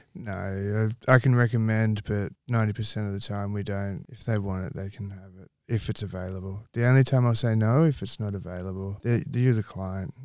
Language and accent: English; Campbelltown, New South Wales, Australia; moved away as an adult; also born or lived in North Queensland; now in Western Australia, Australia; I grew up in Campbell Town.